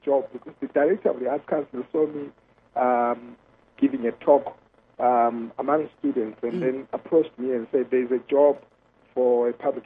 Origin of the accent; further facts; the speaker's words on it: Bulawayo, Zimbabwe; also born or lived in Gwanda / Harare; I was born in the countryside of Gwanda, mm-hmm. rural Gwanda. And then I grew up in Bulawayo.